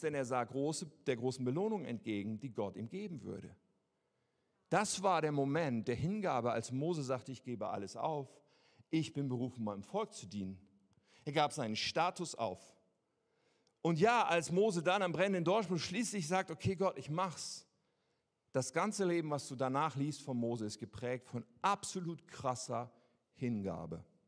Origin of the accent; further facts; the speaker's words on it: Germany; wir sind doch Deutsche